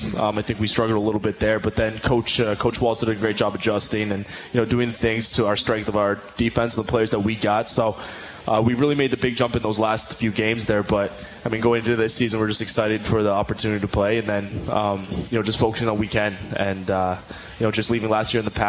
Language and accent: English; Canada; moved away; I'm a Canadian kid